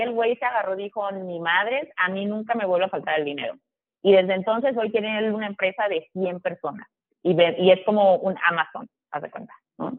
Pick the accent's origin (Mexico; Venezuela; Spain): Mexico; Tabasco; moved away; also born or lived in United States / Villahermosa / Monterrey / Guadalajara; yo soy de Tabasco, o sea, yo nací, o sea, bueno, vi, o sea, viví mi infancia en Tabasco